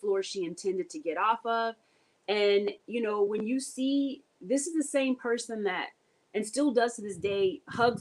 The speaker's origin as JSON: {"language": "English", "country": "United States", "said": "I'm from Carolina"}